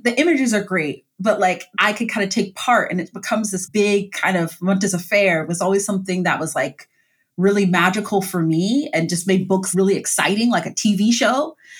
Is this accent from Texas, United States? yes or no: no; Columbus, Ohio, United States; I grew up in Columbus, Ohio, in like uh, the Mount Vernon Long Street area